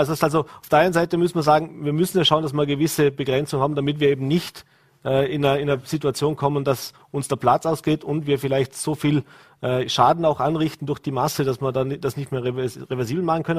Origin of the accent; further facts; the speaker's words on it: Vorarlberg, Austria; bei uns in Vorarlberg